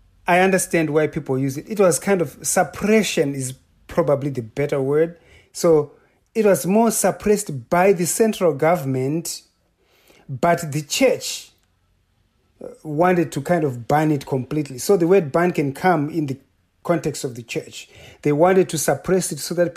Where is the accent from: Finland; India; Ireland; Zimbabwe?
Zimbabwe; moved away as an adult; also born or lived in Idaho / Edmonton; now in Massachusetts, United States; I'm from Zimbabwe.